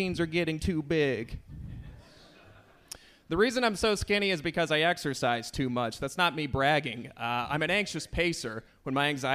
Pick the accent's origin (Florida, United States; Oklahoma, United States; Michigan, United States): Michigan, United States; Lansing; I'm from Lansing.